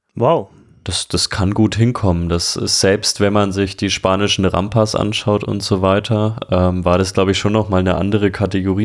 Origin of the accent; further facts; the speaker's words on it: Franconia, Bavaria, Germany; Ich bin aus Franken